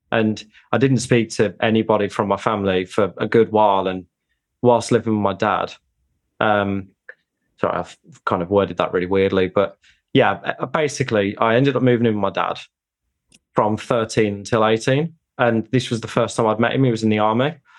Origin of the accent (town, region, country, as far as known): United Kingdom; born or raised there